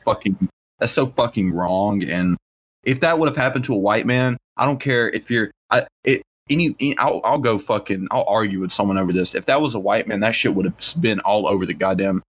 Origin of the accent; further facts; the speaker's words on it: the South, United States; we're from the South